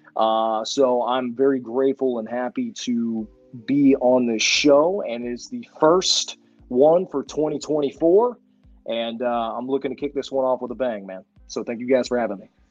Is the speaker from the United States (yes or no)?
yes; Houston, Texas, United States; also born or lived in Oklahoma; I moved back home to my hometown of Houston, Texas